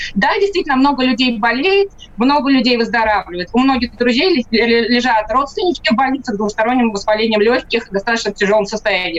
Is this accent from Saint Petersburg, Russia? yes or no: yes; Saint Petersburg, Russia; Санкт-Петербург, мой родной город